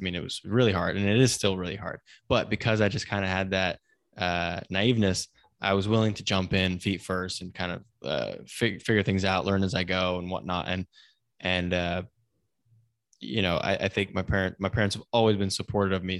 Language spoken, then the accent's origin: English; Silicon Valley, Northern California, United States; I grew up in Northern California in Silicon Valley